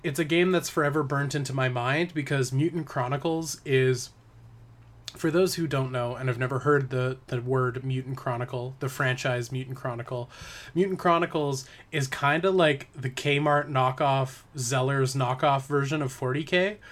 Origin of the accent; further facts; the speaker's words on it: Parksville, British Columbia, Canada; moved away; so Parksville, which is my hometown